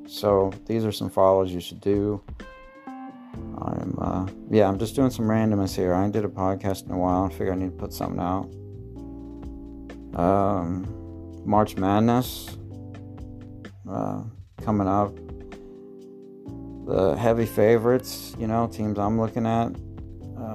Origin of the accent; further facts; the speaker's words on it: Marion, Illinois, United States; I'm from Marion, Illinois.